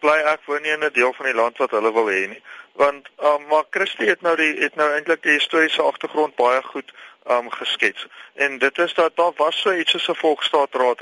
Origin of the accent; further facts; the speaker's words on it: South Africa; ons wat wat as Afrikaners gereken word, met ander woorde wit Afrikaanssprekendes